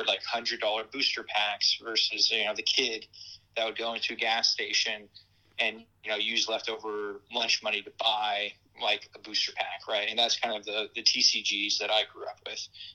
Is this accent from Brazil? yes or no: yes; Brazil; moved away as an adult; now in United States; grew up in Brazil